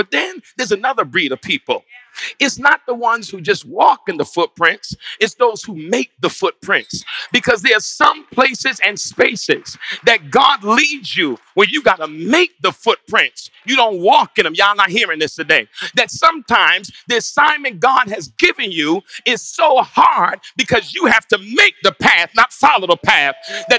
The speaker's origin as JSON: {"language": "English", "region": "New York", "country": "United States", "tie": "born or raised there", "said": "I grew up in New York at a time where it actually did snow a lot."}